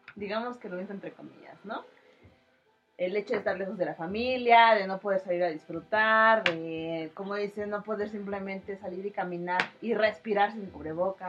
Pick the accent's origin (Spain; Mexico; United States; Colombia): Mexico; como mexicanos